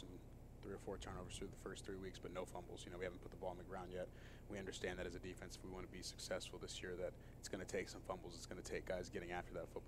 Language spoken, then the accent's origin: English; San Diego, California, United States; moved away as an adult; now in New York, United States; I'm from San Diego, California, born and raised, spent my whole life there.